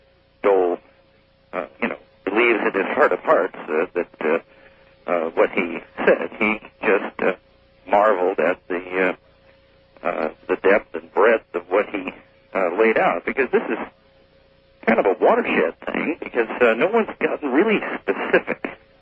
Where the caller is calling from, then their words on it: Diamond Springs, California, United States; I'm calling from Diamond Springs, California.